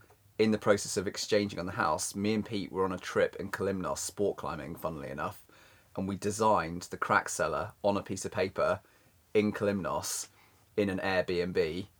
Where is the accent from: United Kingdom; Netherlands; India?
United Kingdom; Bristol, South West England; also born or lived in South Africa / Cornwall; Well, I was born in South Africa, and we spent 5 years in South Africa, and then we went to Cornwall for 5 or 6 years, and then we moved up to Bristol for 7 years or so